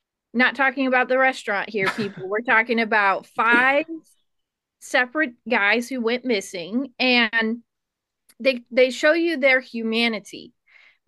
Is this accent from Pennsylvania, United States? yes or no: no; Oklahoma, United States; moved away; also born or lived in Kentucky; Yeah, I'm from Oklahoma, and before I moved here, I spent a large portion of my life in Kentucky, and my family grew up in like the Appalachian Mountains.